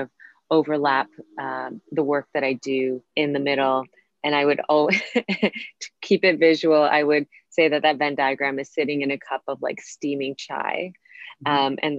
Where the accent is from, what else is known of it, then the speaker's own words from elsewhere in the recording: Canada; moved away as an adult; also born or lived in Costa Rica / New York; I grew up in Canada